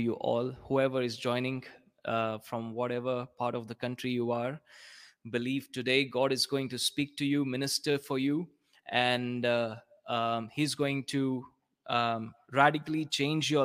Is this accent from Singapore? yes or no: no; South India, India; I'm from India.